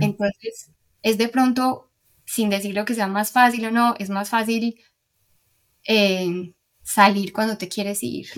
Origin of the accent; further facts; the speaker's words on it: Medellín, Antioquia, Colombia; moved away as an adult; also born or lived in Houston, United States; now in Miami, United States; soy de Medellín